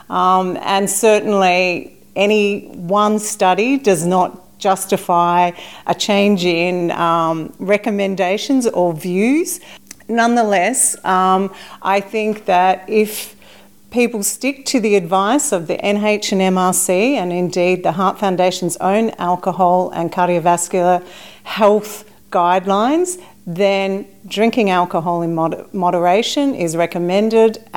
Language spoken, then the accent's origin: English; Mildura, Victoria, Australia; I enjoy a drink, but I come from Mildura